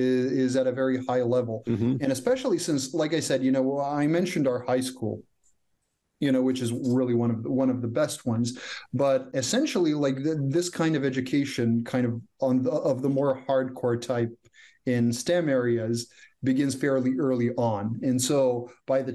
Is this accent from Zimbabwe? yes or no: no; Croatia; English is a second language; moved away as an adult; also born or lived in Silicon Valley; now in Canada; Croatia is my home country